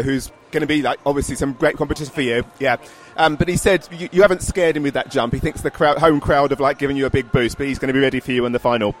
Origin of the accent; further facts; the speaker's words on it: England, United Kingdom; I'm from England. It rains all the time where we are.